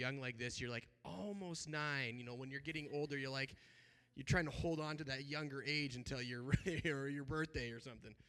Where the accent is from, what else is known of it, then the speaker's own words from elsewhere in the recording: Montana, United States; moved away as an adult; also born or lived in Seattle area / Thailand; I grew up in Montana originally. We live, while we're here, we do live in the Seattle area.